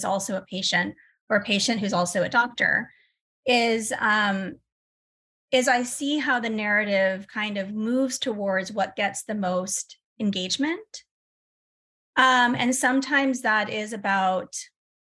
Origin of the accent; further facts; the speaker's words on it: United States; I'm American